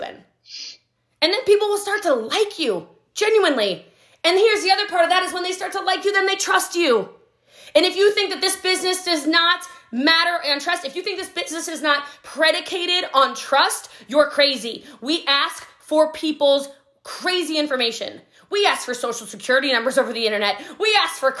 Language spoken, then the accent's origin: English; Hawaii, United States; I'm Hawaiian